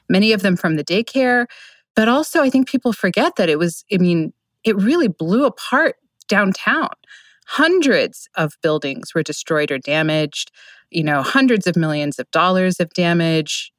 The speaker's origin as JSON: {"language": "English", "town": "Oklahoma City", "region": "Oklahoma", "country": "United States", "tie": "born or raised there", "moved": "yes", "said": "my home state"}